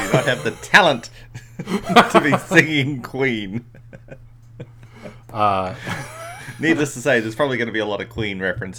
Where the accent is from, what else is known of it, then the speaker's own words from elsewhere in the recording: Australia; now in New Zealand; Australian by birth, but Kiwi by choice.